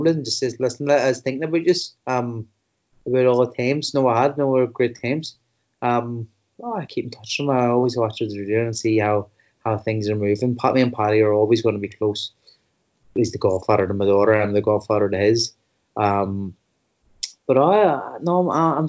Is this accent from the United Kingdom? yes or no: yes; Belfast, Northern Ireland, United Kingdom; I come from West Belfast, which not long ago had the highest suicide rates in Europe.